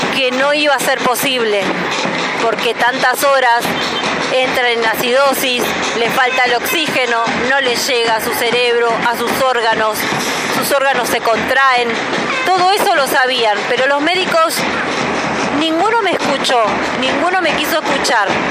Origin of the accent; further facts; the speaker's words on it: Ituzaingó, Buenos Aires Province, Argentina; somos de Ituzaingó